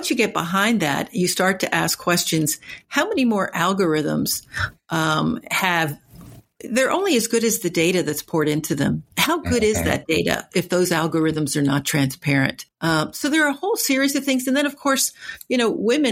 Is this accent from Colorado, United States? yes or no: no; Newark, New Jersey, United States; growing up in Newark, New Jersey in the 60s